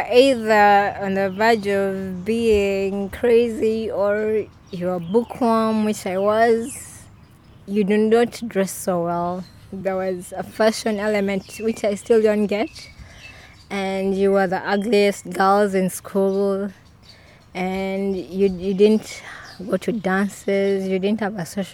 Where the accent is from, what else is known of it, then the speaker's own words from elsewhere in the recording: Kampala, Central Region, Uganda; also born or lived in Mbale, Uganda; I had to move with my family to Kampala because my father at that time had gotten a job. So I grew up at a research center, Kawanda Research Center.